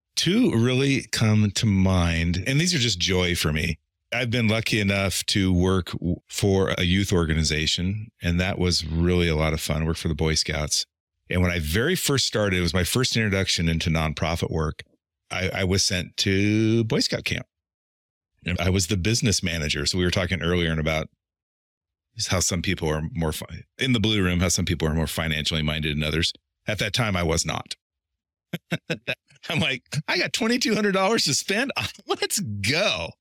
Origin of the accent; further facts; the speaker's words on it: Eastern Oregon, United States; moved away; also born or lived in Portland; I'm from Eastern Oregon